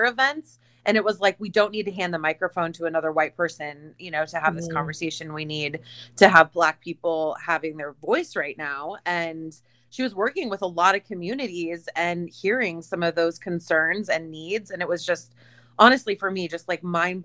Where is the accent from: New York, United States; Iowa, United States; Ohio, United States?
Iowa, United States; I'm Iowa